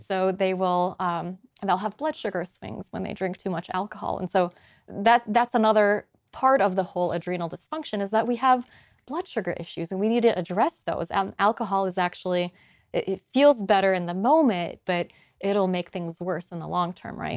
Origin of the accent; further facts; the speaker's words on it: Poland; moved away; also born or lived in Boulder, Colorado / Chicago; I'm from Poland originally